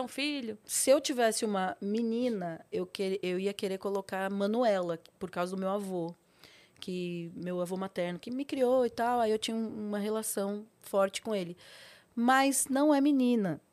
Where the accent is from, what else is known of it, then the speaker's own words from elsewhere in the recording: São Paulo, Brazil; Eu nasci em São Paulo, mas meus pais, eles são do Nordeste, do Piauí, os dois